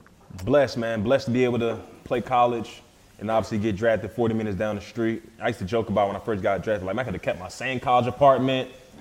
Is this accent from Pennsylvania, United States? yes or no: yes; Philadelphia, Pennsylvania, United States; now in Nashville, United States; growing up in Philly, it was an awesome experience